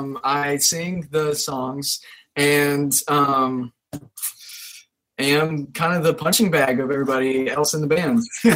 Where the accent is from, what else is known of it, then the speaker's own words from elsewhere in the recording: West Virginia, United States; I was born in West Virginia in a very conservative Christian Southern gospel kind of environment.